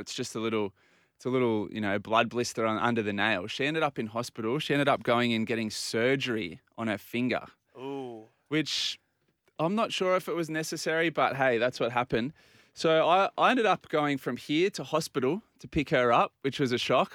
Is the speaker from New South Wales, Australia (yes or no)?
yes; Port Macquarie, New South Wales, Australia; also born or lived in Bondi; now in Sydney, Australia; I grew up in Port Macquarie